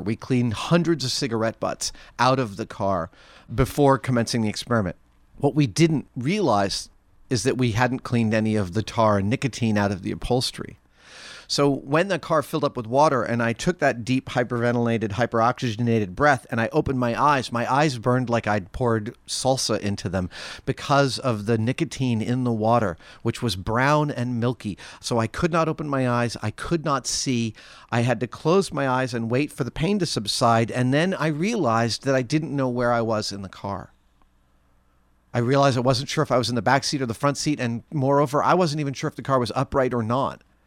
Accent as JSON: {"language": "English", "region": "New York", "country": "United States", "tie": "born or raised there", "said": "I grew up in New York"}